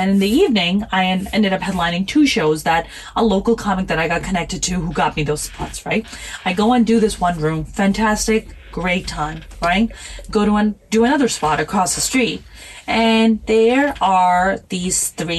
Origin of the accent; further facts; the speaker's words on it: New York, United States; English is a second language; also born or lived in Pakistan; I'm from Pakistan and I grew up in New York. I have four old brother.